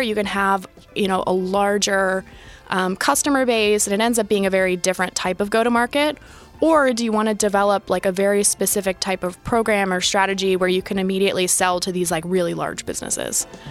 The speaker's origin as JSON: {"language": "English", "town": "Youngstown", "region": "Ohio", "country": "United States", "tie": "born or raised there", "also_born_or_lived": "Sydney, Australia", "moved": "as an adult", "said": "I grew up in Northeast Ohio, Youngstown, middle of nowhere"}